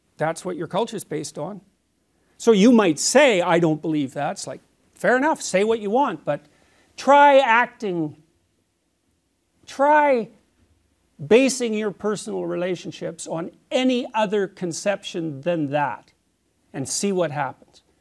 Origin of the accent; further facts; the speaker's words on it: Canada; as a Canadian